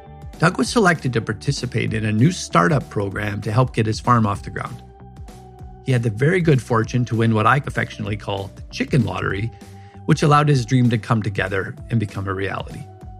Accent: Western Canada, Canada; So I'm from Western Canada

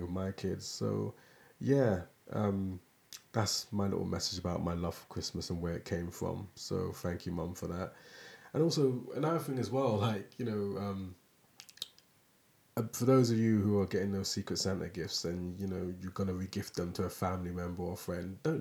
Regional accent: London, United Kingdom; now in Aberdeen, United Kingdom; I'm from London. I'm not a Aberdonian. But, you know, I grew up in West Norwood. It's kind of a borough of Lambeth

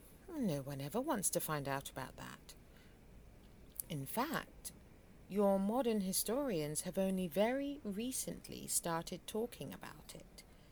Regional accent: Germany; Germany. And Queen Philippa is from Belgium. So we were basically born right next to each other.

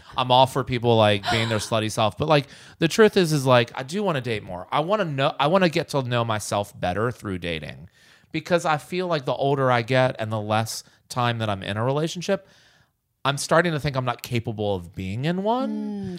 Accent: Bird's Nest, Virginia, United States; moved away as an adult; also born or lived in New York City / Los Angeles; I'm from Bird's Nest, Virginia

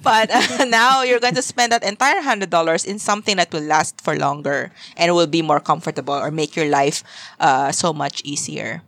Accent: Zamboanga, Zamboanga Peninsula, Philippines; moved away as an adult; also born or lived in Manila / Singapore; I left my hometown, Zamboanga, and then I also left Manila to move to Singapore

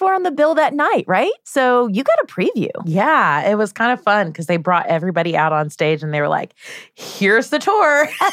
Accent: Fort Walton Beach, Florida, United States; moved away; my hometown next month, Fort Walton Beach, Florida

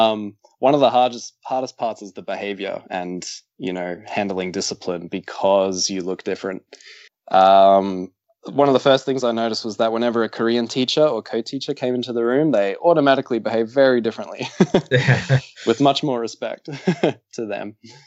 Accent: Brisbane, Queensland, Australia

